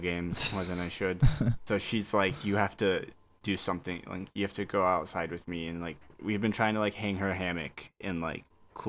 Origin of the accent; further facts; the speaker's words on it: Houston, Texas, United States; moved away; I'm from Houston.